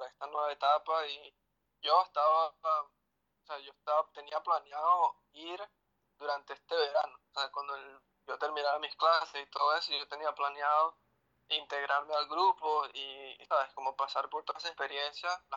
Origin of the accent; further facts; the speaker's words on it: Venezuela; moved away; porque cuando yo me fui de Venezuela, tuve que decir adiós a mis amigos. Yo fui el que me fui.